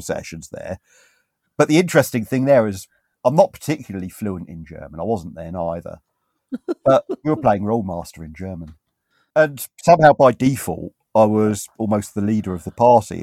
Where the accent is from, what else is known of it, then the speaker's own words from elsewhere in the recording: United Kingdom; I'm British